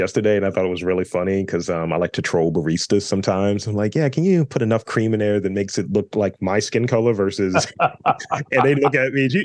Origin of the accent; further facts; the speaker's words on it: Baltimore, Maryland, United States; a proud Baltimorean